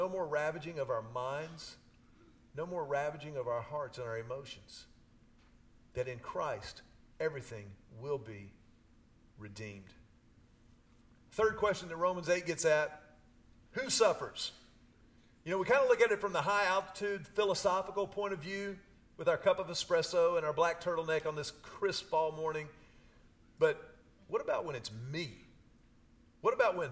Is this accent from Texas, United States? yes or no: yes; Houston, Texas, United States; I grew up in Houston. I was a city kid my whole life